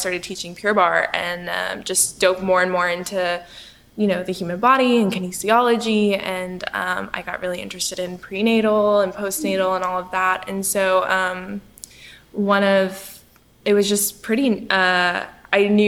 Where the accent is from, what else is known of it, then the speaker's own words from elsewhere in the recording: Midland, Texas, United States; now in Richardson, United States; I'm a Texas girl, but I grew up in Midland, Texas, so very far west